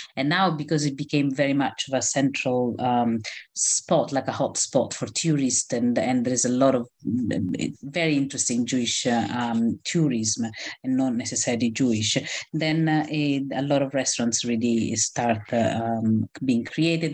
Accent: Rome, Lazio, Italy; moved away as an adult; also born or lived in Israel; now in London, United Kingdom; I was born and grew up in Rome, uh, in Italy

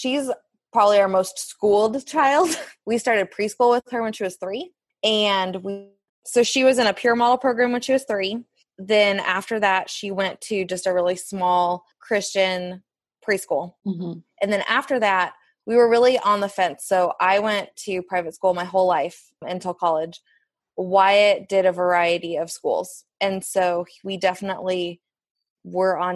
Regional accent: Kansas City, United States; we're born and raised here in Kansas City

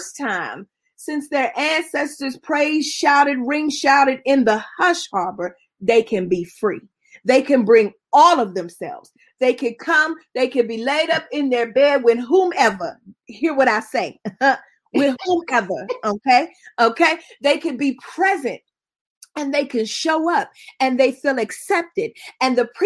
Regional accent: Pittsburgh, Pennsylvania, United States; I'm not from Pittsburgh because that's where my people from. My people from Tifton, Georgia. My people from Randolph County, Georgia. That's where I'm the only person born above the Mason-Dixon line in my family

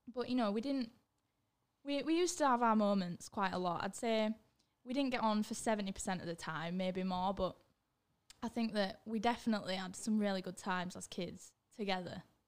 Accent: Leeds, Yorkshire and the Humber, United Kingdom; born or raised there; also born or lived in Germany

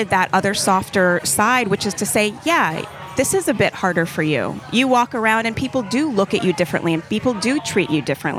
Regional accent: Jamaica; now in United States; I was born in Jamaica

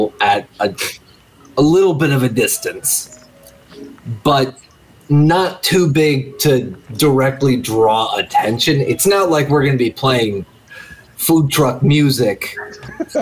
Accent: Midwest, United States; I'm from the Midwest

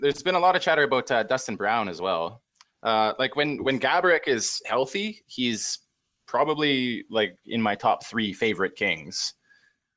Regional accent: Great Plains of Western Canada, Canada; always lived in Canada

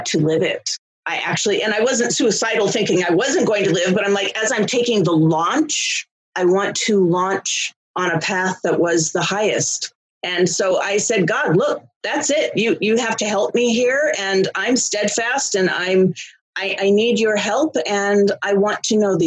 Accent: Los Angeles, California, United States; also born or lived in Philadelphia; I was raised here in Los Angeles, and I went to school here and went to college here and never moved away from Los Angeles. So I'm an Angeleno

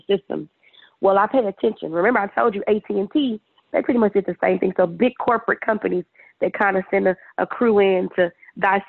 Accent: Dallas, Texas, United States; also born or lived in Wisconsin; I am actually from Dallas, Texas

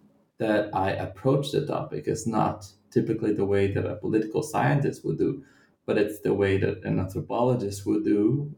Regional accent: Central-West, Brazil; And I'm not from the city of Rio, and I'm from the Brazilian Midwest.

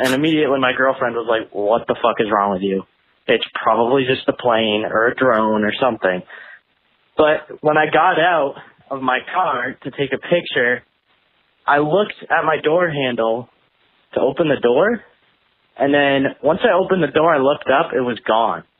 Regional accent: New Hampshire, United States; I'm from New Hampshire.

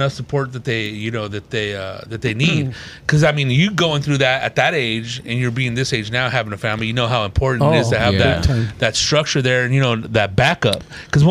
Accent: Riverside, California, United States; I grew up in Riverside

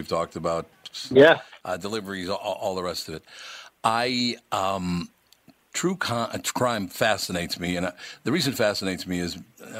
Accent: Minneapolis, Minnesota, United States; Look, I grew up in North Minneapolis.

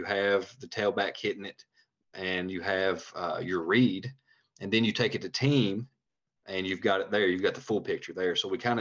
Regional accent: Tennessee, United States; also born or lived in Georgia; I'm from Tennessee

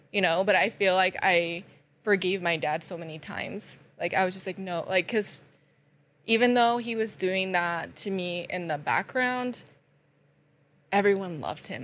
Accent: Sugar City, Idaho, United States; also born or lived in Rexburg, Idaho; I am originally from Sugar City

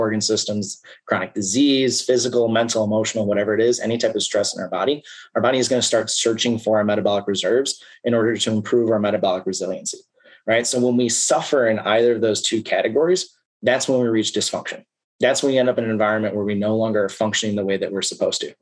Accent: Chicago suburbs, Illinois, United States; now in Iowa, United States; I live in Iowa. I'm from the Chicago suburbs.

